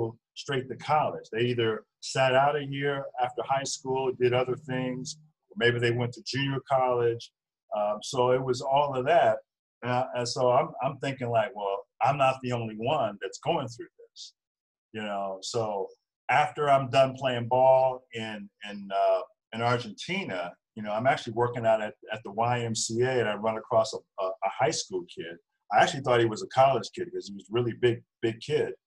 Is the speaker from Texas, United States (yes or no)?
no; Virginia Beach, Virginia, United States; moved away as an adult; also born or lived in New Jersey / Chicago / Charleston, West Virginia; I grew up in Virginia Beach, Virginia